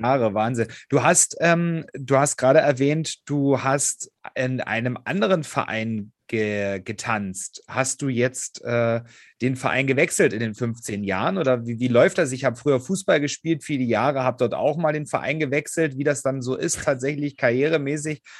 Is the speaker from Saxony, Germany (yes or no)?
yes; Hoyerswerda, Saxony, Germany; meiner Heimatstadt in Hoyerswerda, das ist auch bei Cottbus